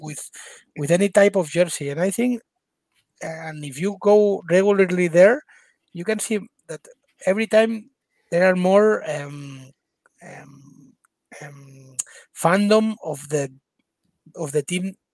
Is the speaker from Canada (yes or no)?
no; Spain; English is a second language; we're from Spain